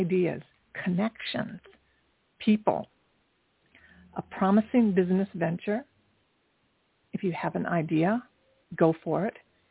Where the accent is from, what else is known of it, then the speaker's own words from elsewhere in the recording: Dayton, Ohio, United States; moved away as an adult; now in New York City, United States; I'm from Ohio also. I went to Kettering High School